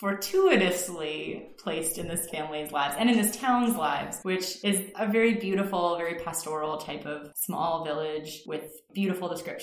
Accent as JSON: {"language": "English", "town": "Flamborough", "region": "Ontario", "country": "Canada", "tie": "born or raised there", "said": "But I grew up in Flamborough"}